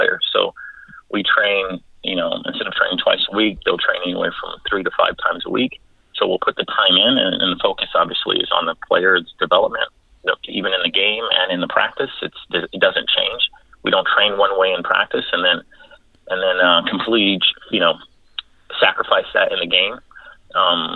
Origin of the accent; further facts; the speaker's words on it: Southern California, United States; I am from Southern California